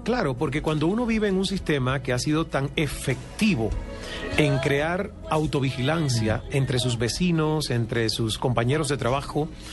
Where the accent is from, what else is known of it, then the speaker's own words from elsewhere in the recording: El Caney, Santiago de Cuba, Cuba; moved away as an adult; now in Canada; en esa finca yo crecí subiéndome las matas de mangos